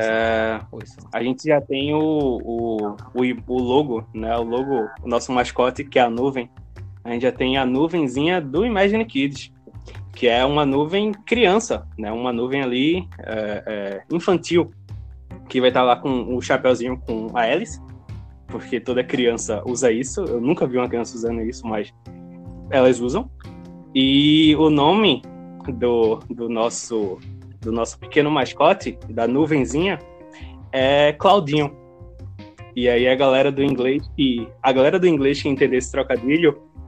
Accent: Recife, Pernambuco, Brazil; somos de Recife

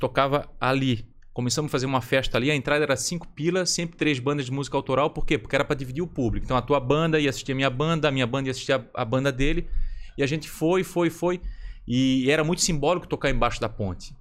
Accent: Florianópolis, Santa Catarina, Brazil; now in São José, Brazil; nasci na Carmela Dutra

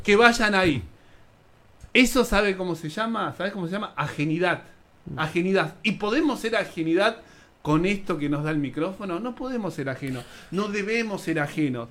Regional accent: Buenos Aires, Argentina; also born or lived in Lomas de Zamora; Nací en Lugano, en la Villa 20

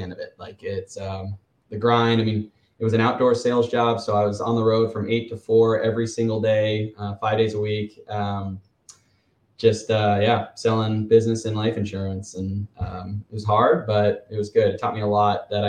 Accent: Gilbert, Arizona, United States; moved away as an adult; also born or lived in Phoenix, Arizona; now in Tuscaloosa, United States; I grew up in like Gilbert, Arizona, kind of moved all around Phoenix, but, grew up there

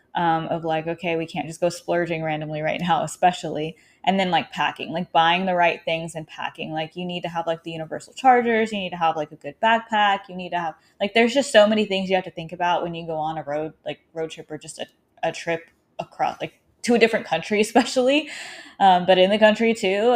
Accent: Arkansas, United States; moved away; I'm currently, um, in my hometown in Arkansas

